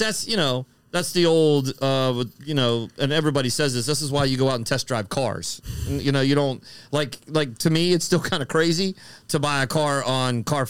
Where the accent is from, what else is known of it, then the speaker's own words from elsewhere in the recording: Florida, United States; I'm from Florida.